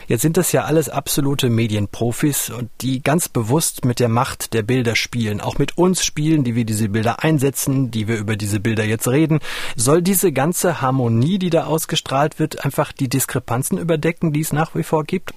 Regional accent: North Rhine-Westphalia, Germany; Als gebürtiger Westfale

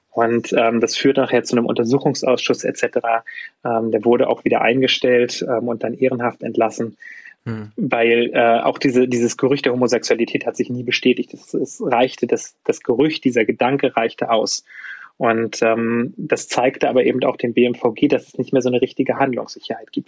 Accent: Usedom, Mecklenburg-Vorpommern, Germany; now in Munich, Germany; ich komme eigentlich aus Mecklenburg-Vorpommern, bin auf der Insel Usedom aufgewachsen

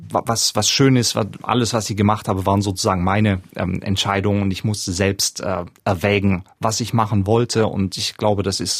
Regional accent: Southern Germany, Germany; Ich komme aus Süddeutschland, wo jedes Dorf so einen Musikverein hat.

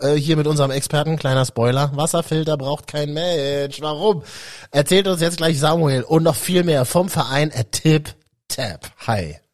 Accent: Berlin, Germany; moved away; also born or lived in Central Germany (Leipzig, Halle); Ich bin ja ähm, Berliner Leitungswasserkind

